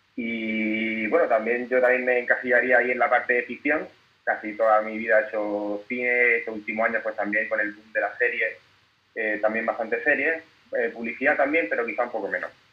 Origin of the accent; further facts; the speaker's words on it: Granada, Andalusia, Spain; moved away as an adult; also born or lived in Barcelona / Los Angeles / India / England; now in Madrid, Spain; yo soy de Granada, vivo aquí en Madrid